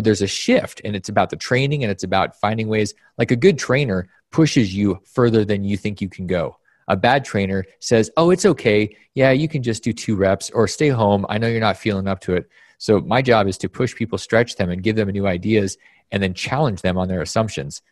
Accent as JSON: {"language": "English", "region": "Alaska", "country": "United States", "tie": "born or raised there", "moved": "yes", "said": "my environment when growing up in Alaska was one of the most bizarre places that you could possibly imagine."}